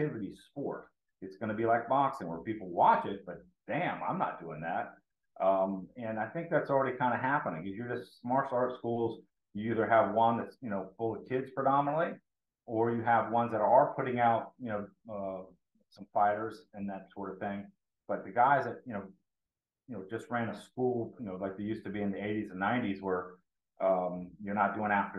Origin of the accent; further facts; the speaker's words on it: Tampa, Florida, United States; I'm from Tampa Bay